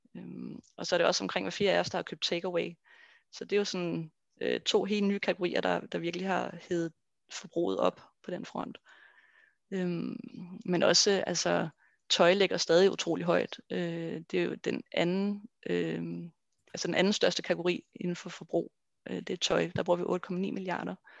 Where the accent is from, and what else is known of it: Denmark